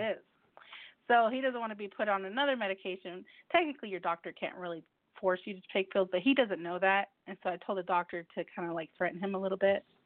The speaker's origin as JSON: {"language": "English", "country": "United States", "also_born_or_lived": "Mexico", "said": "Even though I am Mexican American, but I do eat, I eat the foods here in the United States"}